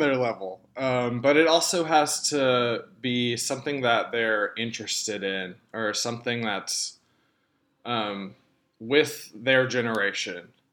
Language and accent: English; Texarkana, Arkansas, United States; moved away as an adult; now in Conway, United States; my hometown of Texarkana